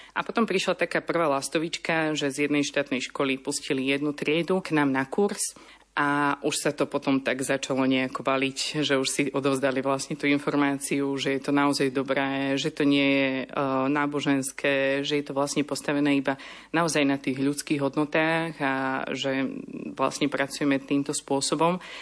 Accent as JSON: {"language": "Slovak", "town": "Trnava", "region": "Trnava Region", "country": "Slovakia", "tie": "born or raised there", "moved": "yes", "lives_now": "Bratislava, Slovakia", "said": "od malička som vyrastala v salesianskom prostredí. Som z Trnavy a vlastne mm, náš dom susedí so salesianským strediskom"}